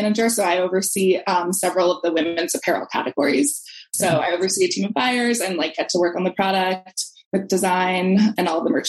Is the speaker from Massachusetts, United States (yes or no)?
yes; Brookline, Massachusetts, United States; Brookline was really diverse, but I definitely feel like it was really segregated.